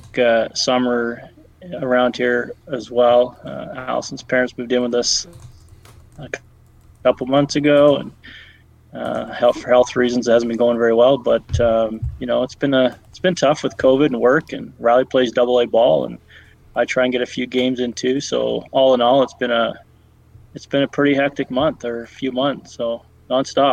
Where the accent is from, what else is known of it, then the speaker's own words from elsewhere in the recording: Vancouver Island, British Columbia, Canada; growing up on Vancouver Island